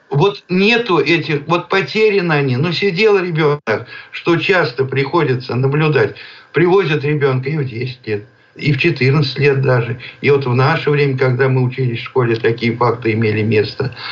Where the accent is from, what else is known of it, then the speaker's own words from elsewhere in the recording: Penza Oblast, Russia; Родился я в Пензенской области, в деревне